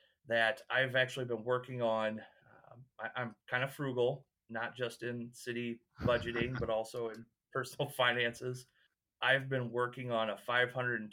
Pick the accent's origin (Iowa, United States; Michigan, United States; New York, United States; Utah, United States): Iowa, United States; eastern; now in Humboldt, United States; lived in the country all my life. Never lived in town